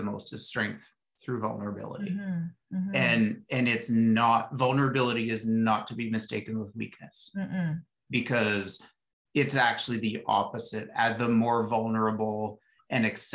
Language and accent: English; Ottawa, Ontario, Canada; I grew up in Ottawa, and we'd go to the Rough Rider games with dad